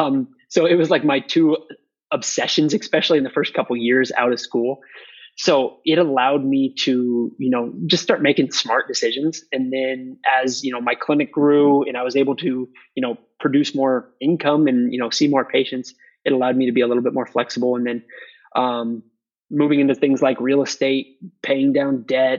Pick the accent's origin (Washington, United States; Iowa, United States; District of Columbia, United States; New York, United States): Iowa, United States; moved away as an adult; also born or lived in Houston, Texas; now in Dakota Dunes, United States; I was born and raised in Iowa.